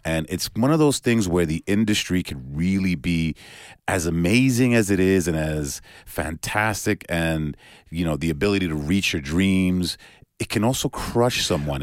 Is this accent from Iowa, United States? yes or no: no; New York, United States; growing up in New York is a very similar thing. You know, back when I was a kid